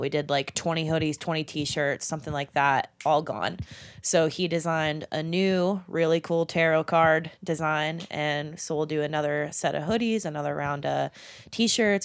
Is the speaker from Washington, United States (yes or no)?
no; Somerset, Pennsylvania, United States; I was originally from Somerset, PA. So an hour out, so coming to Pittsburgh was a big deal